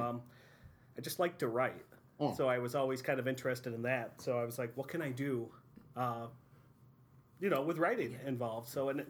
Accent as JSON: {"language": "English", "town": "Westfield", "region": "New York", "country": "United States", "tie": "born or raised there", "said": "I was born in Westfield, New York. It's in Chautauqua County."}